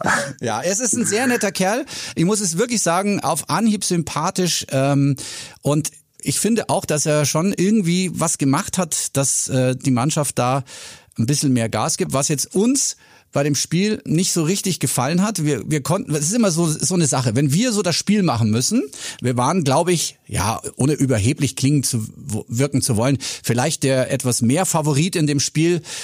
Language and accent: German; Bavaria, Germany